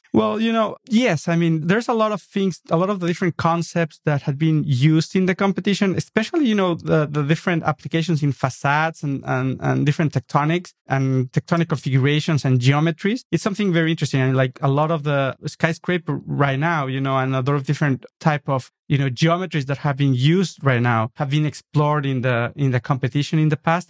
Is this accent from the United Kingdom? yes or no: no; Mexico City, Mexico; English is a second language; moved away as an adult; also born or lived in New York; now in Los Angeles, United States; I was born in nineteen seventy-eight and then stayed there for the first twenty-five years of my life.